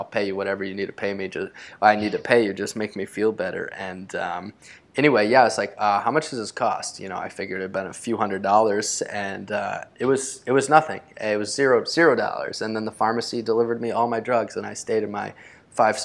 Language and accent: English; United States; also born or lived in Costa Rica; especially in our own country, in the United States